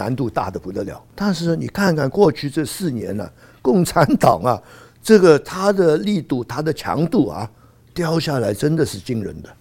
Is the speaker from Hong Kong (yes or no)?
yes; Hong Kong; 所以你们对这张票的重要性已经有感觉了，我们香港人还没有感觉。